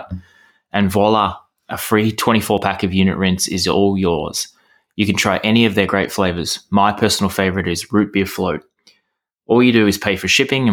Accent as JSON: {"language": "English", "country": "Australia", "tie": "born or raised there", "said": "growing up in Australia"}